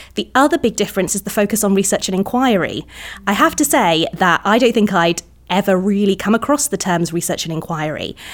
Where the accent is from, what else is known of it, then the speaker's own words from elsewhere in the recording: Cardiff, Wales, United Kingdom; moved away as an adult; also born or lived in England; I'm from Cardiff originally, so we've m-, we've moved back